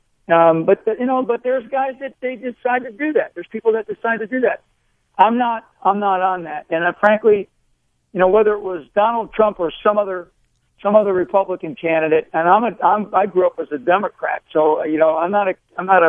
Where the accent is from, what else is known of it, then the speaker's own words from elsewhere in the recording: United States; being an American